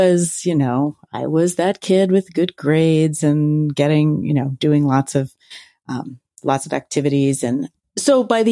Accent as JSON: {"language": "English", "town": "Philadelphia", "region": "Pennsylvania", "country": "United States", "tie": "born or raised there", "said": "I grew up in Center City, Philadelphia"}